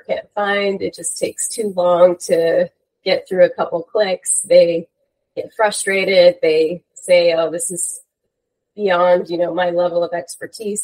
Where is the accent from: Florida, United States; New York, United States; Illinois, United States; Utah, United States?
New York, United States; moved away as an adult; also born or lived in Los Angeles, California; born and raised in New York, and then I had the wonderful opportunity to come out to the West Coast of the US for school